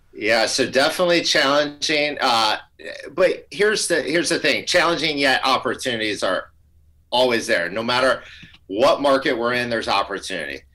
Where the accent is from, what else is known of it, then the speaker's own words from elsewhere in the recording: Tampa Bay area, Florida, United States; Amber and I grew up in the Tampa Bay area